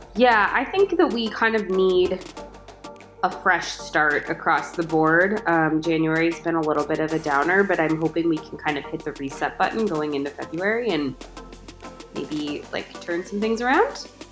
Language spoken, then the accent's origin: English; Chicago, Illinois, United States; I was born and raised right behind Wrigley Field.